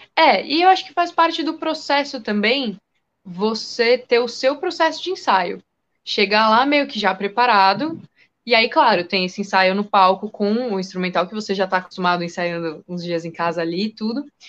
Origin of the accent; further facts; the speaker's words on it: São Paulo, Brazil; eu sou daqui de São Paulo